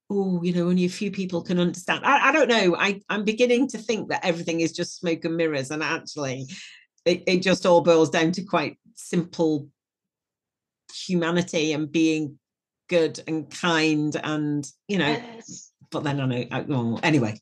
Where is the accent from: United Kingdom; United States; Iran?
United Kingdom; Wigan, North West England; I'm from Wigan. And if, you know, that's not going to mean anything to the audience outside the UK, but that's quite a, you know, tough mining, mining town up in the north of England. And, you know, we're all pretty tough